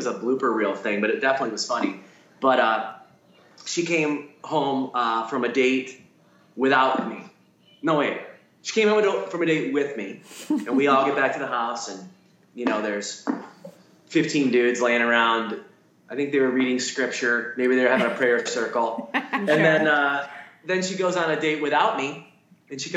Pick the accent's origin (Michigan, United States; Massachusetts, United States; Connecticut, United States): Michigan, United States; Detroit; I'm born and raised in Detroit